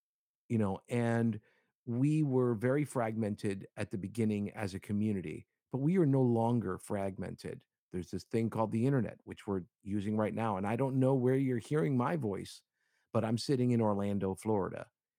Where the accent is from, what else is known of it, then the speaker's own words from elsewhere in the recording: Cuba; I'm Hispanic. I'm Cuban, and I was raised and in the Latino community